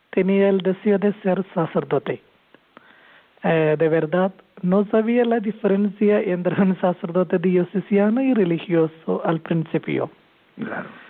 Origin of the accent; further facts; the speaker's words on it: Kerala, India; now in Tarragona, Spain; Sí, soy de la India, soy de Kerala